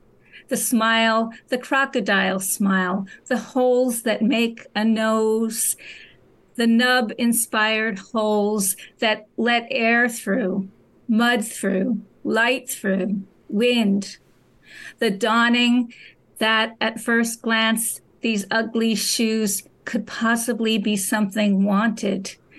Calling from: New York City, New York, United States; New York City.

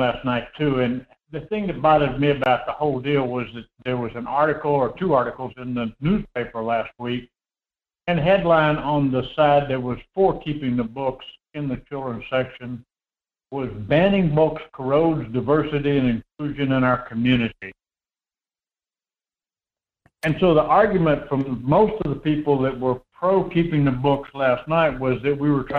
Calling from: Homer, Alaska, United States; This is … down in Homer.

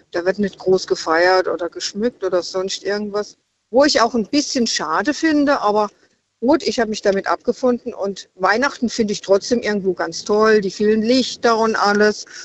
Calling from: Freiburg, Baden-Württemberg, Germany; Ich bin aus Freiburg.

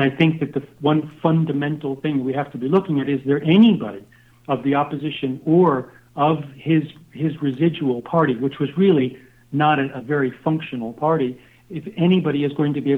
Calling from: Costa Rica; I'm calling you from Costa Rica right now

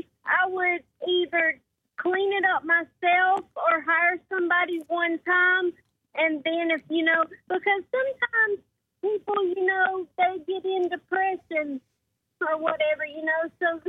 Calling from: St. George, Utah, United States; St. George.

